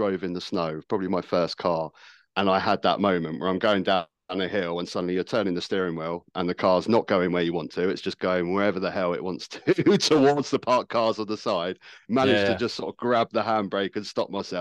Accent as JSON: {"language": "English", "town": "Worthing", "region": "South East England", "country": "United Kingdom", "tie": "born or raised there", "also_born_or_lived": "Brighton", "said": "I grew up in Worthing, which is the town next to me in Brighton here"}